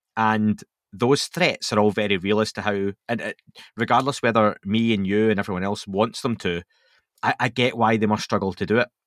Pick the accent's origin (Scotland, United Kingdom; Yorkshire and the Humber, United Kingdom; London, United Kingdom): Scotland, United Kingdom; I'm Scottish